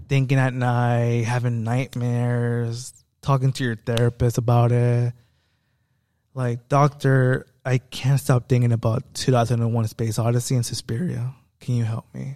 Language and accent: English; United States; I am an American